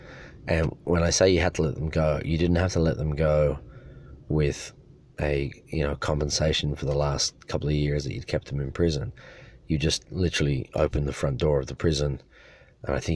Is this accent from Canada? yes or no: no; Dublin, Leinster, Ireland; I came from Dublin